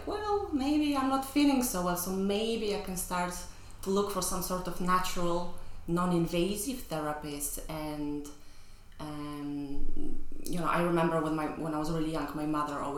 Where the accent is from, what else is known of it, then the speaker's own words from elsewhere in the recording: Poland; moved away as an adult; now in London, United Kingdom; I grew up in Poland in the 80s, 90s.